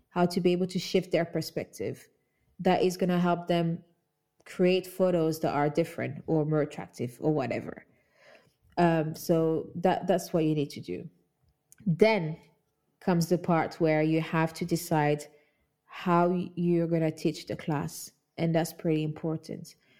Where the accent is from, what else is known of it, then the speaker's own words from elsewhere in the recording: Kinshasa, DR Congo; now in London, United Kingdom; That's where I grew up. I'm from Congo Kinshasa. I grew up in Kinshasa